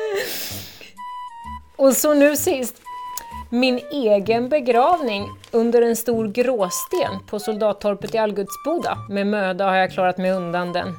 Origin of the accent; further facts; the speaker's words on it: Gotland, Sweden; also born or lived in Visby